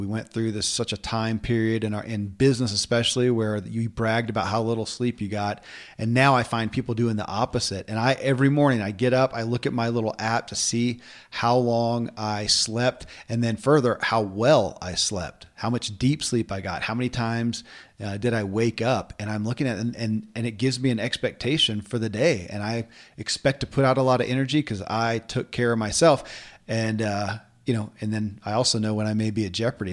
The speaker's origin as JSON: {"language": "English", "region": "Kentucky", "country": "United States", "tie": "born or raised there"}